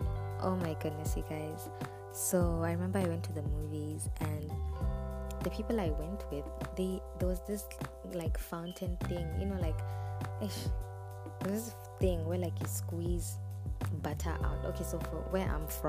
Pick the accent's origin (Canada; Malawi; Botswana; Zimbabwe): Botswana; now in Zambia; I was born and raised in Botswana. I am Zambian by nationality. I live in Zambia